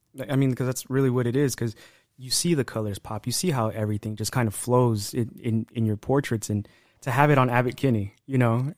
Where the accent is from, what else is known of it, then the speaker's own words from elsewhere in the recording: Los Angeles, California, United States; I grew up at here in Highland Park